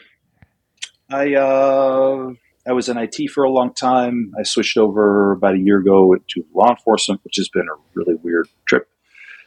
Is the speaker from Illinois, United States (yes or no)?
yes; Chicago, Illinois, United States; now in Florida, United States; I live in Florida now. I grew up around Chicago